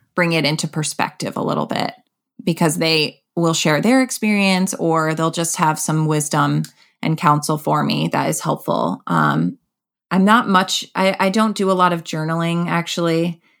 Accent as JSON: {"language": "English", "region": "Connecticut", "country": "United States", "also_born_or_lived": "Boston", "moved": "as an adult", "lives_now": "New York City, United States", "said": "I'm from Connecticut"}